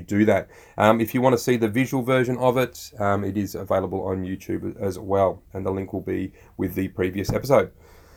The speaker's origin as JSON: {"language": "English", "country": "Australia"}